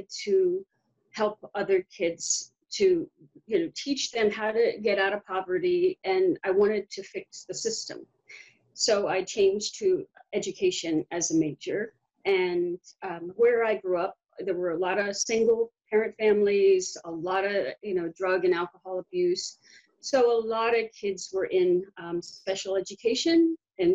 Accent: Baltimore, Maryland, United States; moved away as an adult; also born or lived in Arlington, Virginia; I grew up in West Baltimore, where the riots were

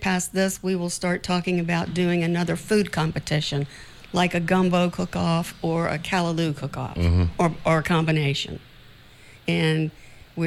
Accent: Richmond, Virginia, United States; moved away as an adult; now in St. Croix, US Virgin Islands; I'm from Richmond, Virginia

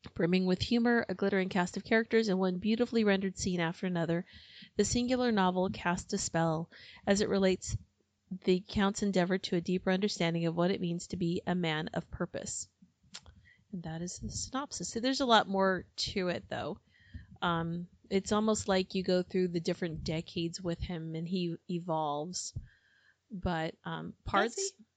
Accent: United States; I'm American

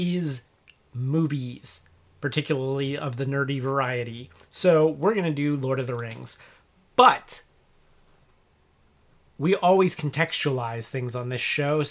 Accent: Cincinnati, Ohio, United States; moved away; I'm from the Cincinnati area originally

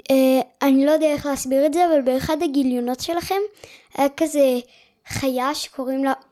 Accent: Israel; בן עשר בערך וחצי גם, ומגדרות

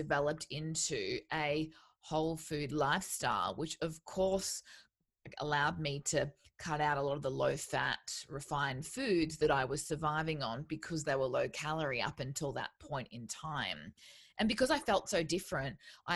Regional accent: Townsville, Queensland, Australia; moved away as an adult; I moved away from where I grew up in Townsville

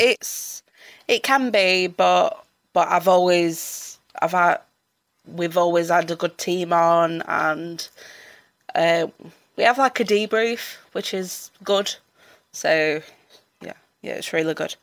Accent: Sheffield, Yorkshire and the Humber, United Kingdom; I'm from Sheffield.

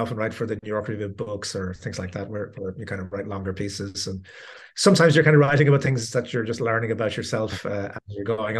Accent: Dublin, Leinster, Ireland; moved away as an adult; now in Princeton, United States; I come from Dublin in Ireland, although I'm talking to you from Princeton in New Jersey, where I teach. And I grew up in Dublin

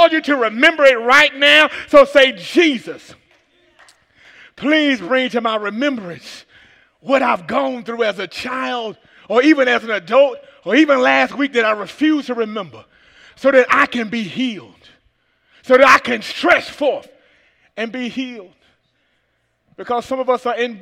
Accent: Atlanta, Georgia, United States; from Atlanta, Georgia

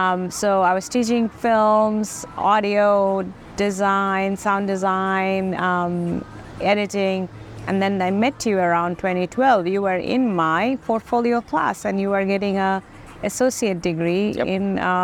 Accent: Buford, Georgia, United States; like I'm from the Buford, Shamley area, so they have a few of these.

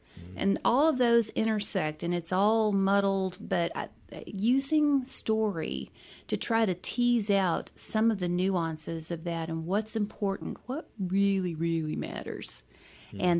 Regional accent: Philippines; I grew up in the Philippines, and my international characters, go figure, are from the Philippines.

